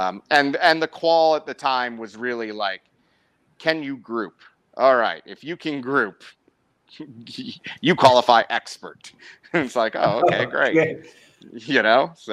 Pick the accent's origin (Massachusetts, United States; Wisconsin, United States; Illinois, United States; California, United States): Illinois, United States; outside Chicago; moved away; I grew up outside Chicago, about 40 miles, 50 miles outside Chicago